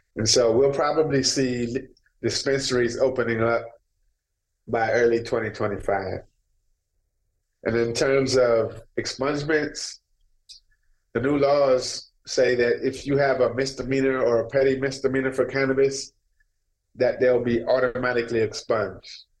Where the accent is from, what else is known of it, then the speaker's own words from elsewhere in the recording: Minneapolis, Minnesota, United States; I'm from North Minneapolis.